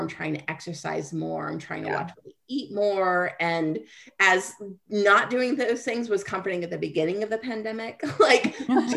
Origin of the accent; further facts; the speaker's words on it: Kansas, United States; Kansas. No, where are you originally from? Kansas